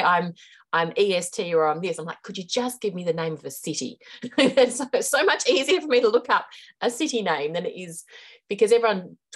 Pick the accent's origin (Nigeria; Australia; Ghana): Australia; moved away as an adult; also born or lived in Hong Kong / India / Chongqing, China; now in New Zealand; I am Australian. I'm currently living in New Zealand.